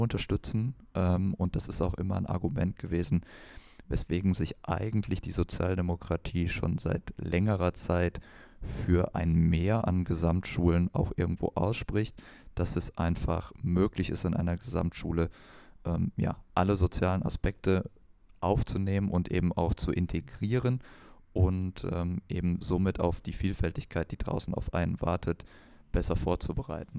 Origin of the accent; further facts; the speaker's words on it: Kreuztal, North Rhine-Westphalia, Germany; bei uns in Kreuzer, wo ich herkomme